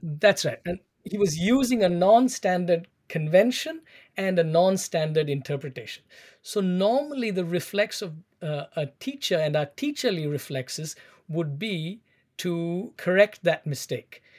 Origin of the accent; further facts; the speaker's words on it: Chennai, Tamil Nadu, India; moved away as an adult; also born or lived in United Kingdom / United States; I was born in South India, in Chennai